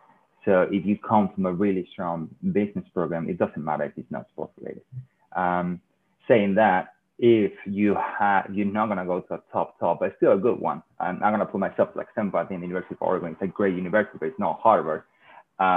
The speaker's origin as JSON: {"language": "English", "region": "southern Spain", "country": "Spain", "said": "I come from South Spain, which even though it's 2 hours away from Africa, is super white and not diverse at all."}